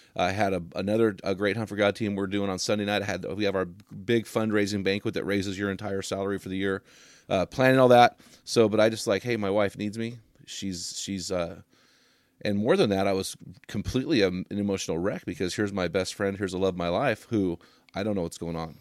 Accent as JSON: {"language": "English", "country": "United States", "said": "I'm an American"}